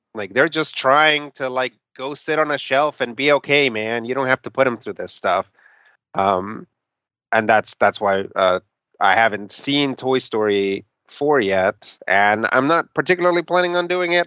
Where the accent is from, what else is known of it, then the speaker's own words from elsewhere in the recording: Mexico City, Mexico; moved away; I was born in Mexico City. I lived there for a good part of my childhood